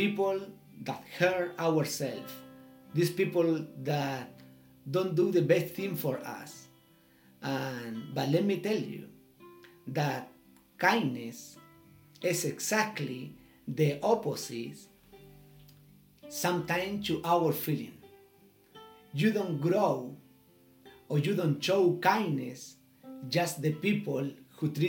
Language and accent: English; Chile; English is a second language; from Chile